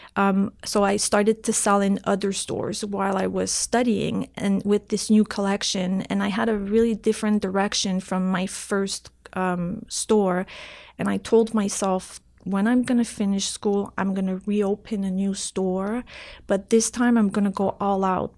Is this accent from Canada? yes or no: yes; Canada; English is a second language; I'm, I'm French Canadian, and at that time, I couldn't really speak English really well